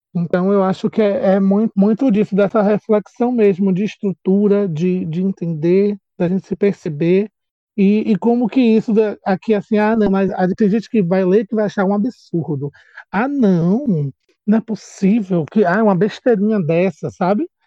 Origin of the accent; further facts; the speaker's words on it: Salvador, Bahia, Brazil; Sou daqui de Salvador, Bahia